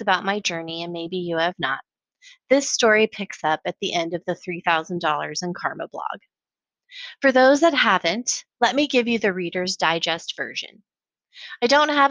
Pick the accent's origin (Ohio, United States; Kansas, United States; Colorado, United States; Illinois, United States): Colorado, United States; Colorado Springs; now in Austin, United States; growing up in Colorado Springs.